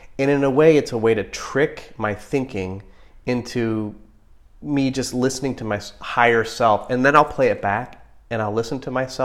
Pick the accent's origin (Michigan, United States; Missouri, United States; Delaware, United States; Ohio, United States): Ohio, United States; I'm from Ohio